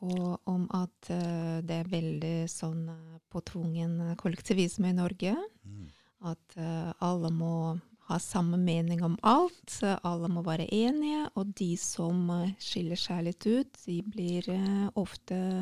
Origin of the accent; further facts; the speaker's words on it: Saint Petersburg, Russia; Norwegian is a second language; moved away as an adult; also born or lived in Hammerfest, Norway / Asker, Norway / Oslo, Norway; jeg er født og oppvokst